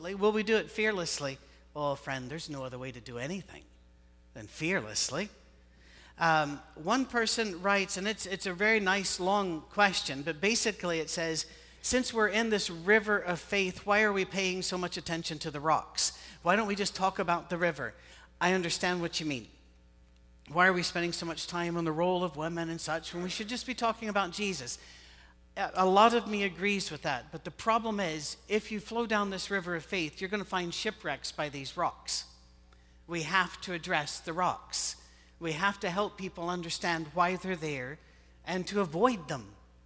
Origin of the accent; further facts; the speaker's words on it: Scotland, United Kingdom; moved away as an adult; also born or lived in Ohio; now in United States; In my country, well, this is my country, but you know what I mean. Back in Scotland, we don't hunt